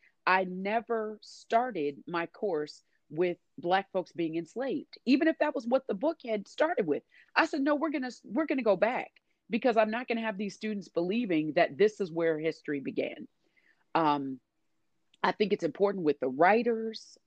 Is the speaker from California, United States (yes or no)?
no; Indianapolis, Indiana, United States; moved away as an adult; now in Washington, D.C., United States; I was born and raised in Indiana